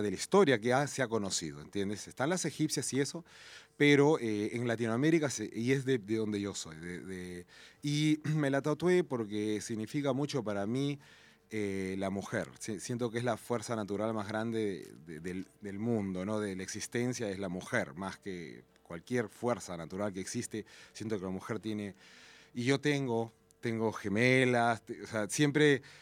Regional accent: La Libertad, Peru; De donde yo soy está la dama de Cao

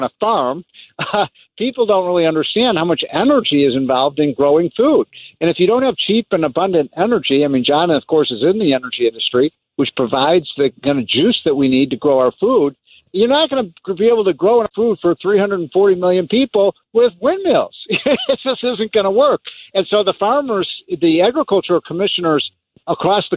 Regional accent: Chicago, Illinois, United States; moved away; I'm from Chicago

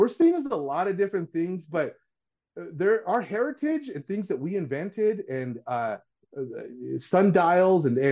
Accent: West Covina, California, United States; born in West Covina. My mom's from Durango.

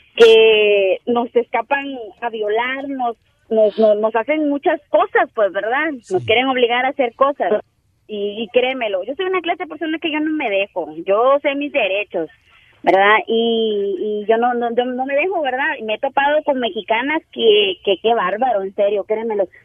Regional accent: El Salvador; now in Brownsville, United States; Yo soy del Salvador

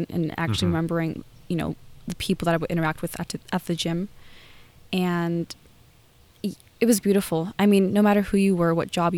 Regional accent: Long Beach, California, United States; I'm from Long Beach

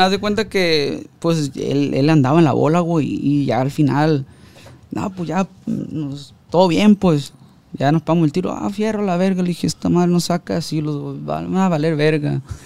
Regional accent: Ruiz Cortines, Sinaloa, Mexico; de donde yo soy, de, de, de Ruiz Cortines

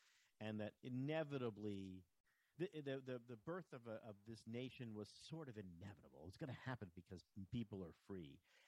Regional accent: United States; As an American

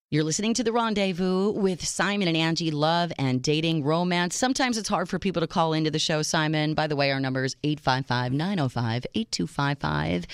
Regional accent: Minneapolis, Minnesota, United States; moved away; also born or lived in Chicago; my hometown of Minneapolis

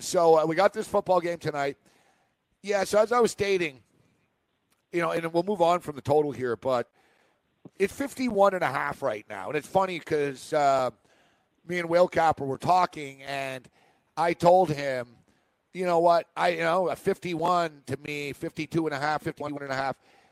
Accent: Montreal, Quebec, Canada; Except, like I said, I'm from Montreal. I kind of know him. I know the same people.

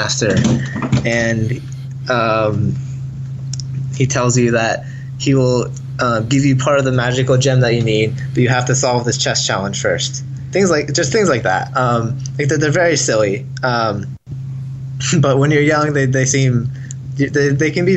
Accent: Idaho, United States; I'm from Idaho

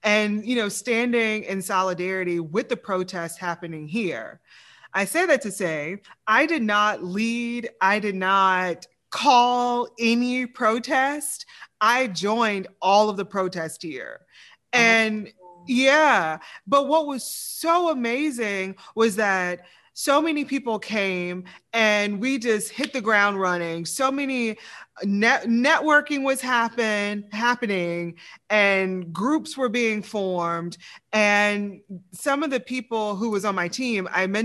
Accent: the South, United States; now in Lafayette, United States; I'm from the South

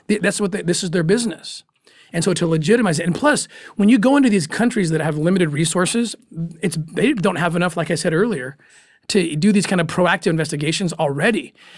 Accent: United States; being an American

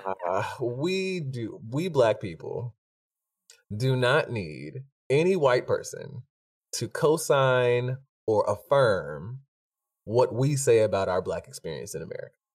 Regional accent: Stone Mountain, Georgia, United States; growing up in Stone Mountain

